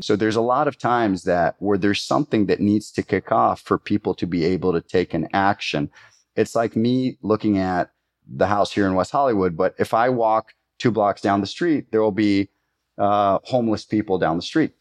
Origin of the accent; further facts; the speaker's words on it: Costa Rica; growing up in Costa Rica